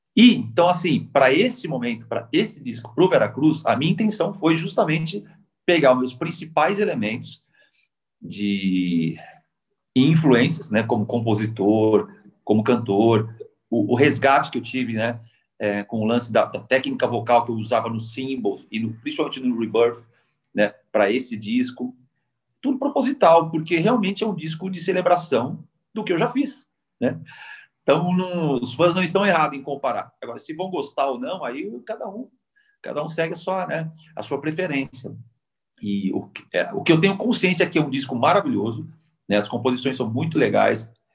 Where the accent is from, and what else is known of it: Brazil